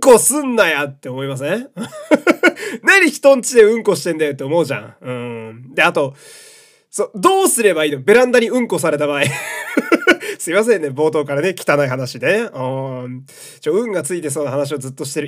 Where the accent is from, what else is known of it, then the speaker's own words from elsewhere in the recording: Fukui, Japan; moved away; also born or lived in Osaka / Tokyo; 私は福井県の出身なんで、やっぱ福井県の高校をね、応援するわけなんですけど